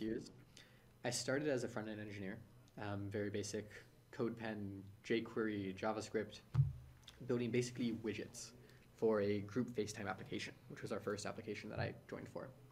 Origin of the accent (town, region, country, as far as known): San Francisco, California, United States; born or raised there